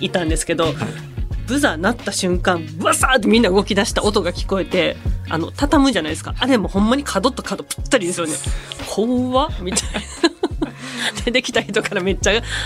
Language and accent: Japanese; Kansai, Japan; あと関西人なんで